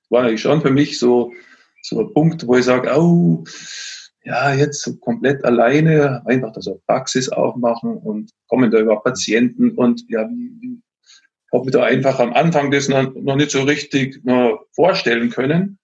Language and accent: German; Austria; moved away as an adult; now in Bavaria, Germany; Ich komme jetzt nicht ursprünglich aus Bayern, sondern aus Österreich.